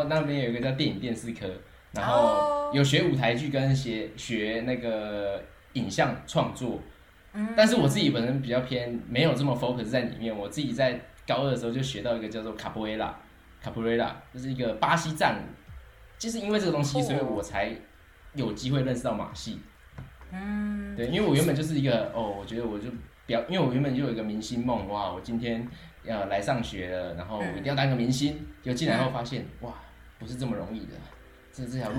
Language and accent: Chinese; Taichung, Taiwan; moved away as an adult; now in France; 我是太平。